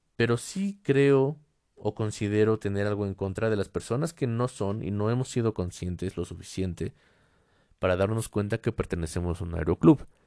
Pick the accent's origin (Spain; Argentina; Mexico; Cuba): Mexico; en mi país México